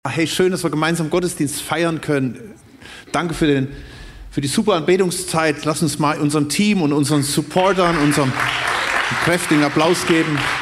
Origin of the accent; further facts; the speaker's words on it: Germany; uns als Deutsche